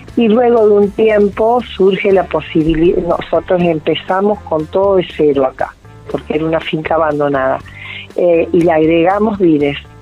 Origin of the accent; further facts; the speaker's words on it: Córdoba, Argentina; moved away; Nosotros somos una familia de Córdoba